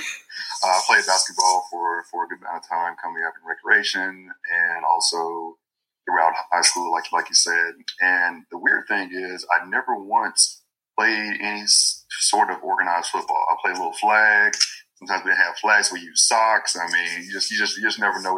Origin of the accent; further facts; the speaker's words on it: North Mississippi, United States; moved away; also born or lived in Texas; I'm born and raised in Greater Mississippi